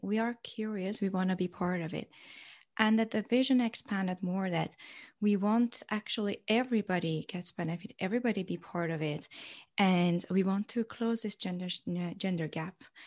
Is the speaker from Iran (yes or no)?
yes; Iran; growing up in Iran